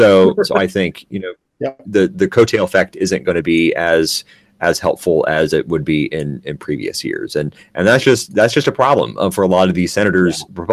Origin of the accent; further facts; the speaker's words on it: Texas, United States; Let's conclude with Texas, my home state.